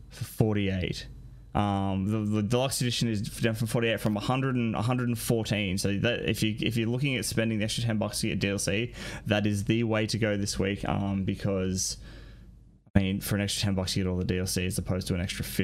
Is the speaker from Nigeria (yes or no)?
no; Australia; moved away as an adult; now in Brisbane, Australia; a flight from my hometown to Sydney was more than a flight from Sydney to Melbourne.